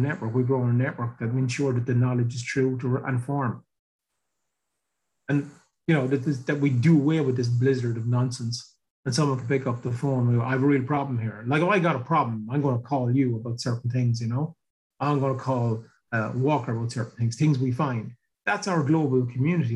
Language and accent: English; Ireland; I grew up here in Ireland in the 80s, where there was no work, like nothing